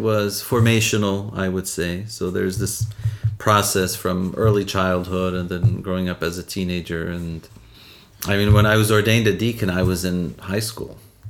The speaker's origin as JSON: {"language": "English", "town": "Chicago", "region": "Illinois", "country": "United States", "tie": "born or raised there", "said": "I grew up in Chicago, a Midwesterner by birth and by training."}